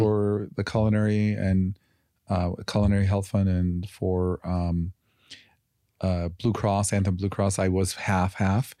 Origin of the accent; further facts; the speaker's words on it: Chicago, Illinois, United States; I grew up in Chicago